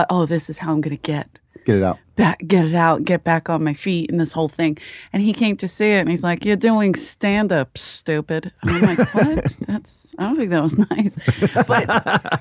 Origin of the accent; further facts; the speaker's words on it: Philadelphia, Pennsylvania, United States; I'm from Philadelphia